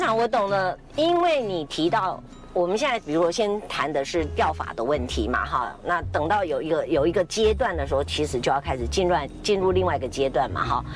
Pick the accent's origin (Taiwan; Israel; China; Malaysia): Taiwan; 我们台湾人没有人上榜哎